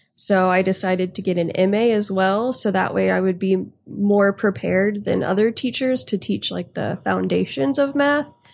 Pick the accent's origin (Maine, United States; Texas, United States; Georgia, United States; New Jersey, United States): Texas, United States; Houston; also born or lived in Louisiana; I grew up in Houston, and I lived in Louisiana for a little bit